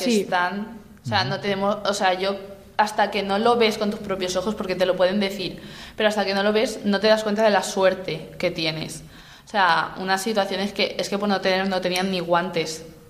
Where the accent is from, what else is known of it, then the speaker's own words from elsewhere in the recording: Spain; soy de España